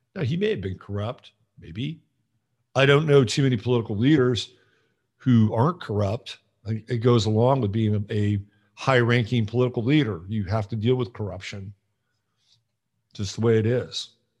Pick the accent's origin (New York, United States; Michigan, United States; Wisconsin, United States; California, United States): California, United States; I grew up in California